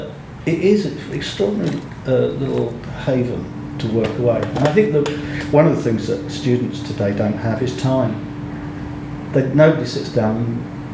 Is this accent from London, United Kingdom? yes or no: yes; London, United Kingdom; I was born in Fulham, and so know this part of London